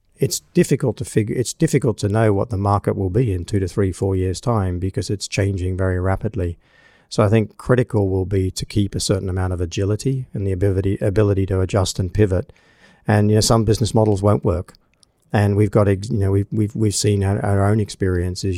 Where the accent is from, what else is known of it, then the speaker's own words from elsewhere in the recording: Australia; moved away; my home country of Australia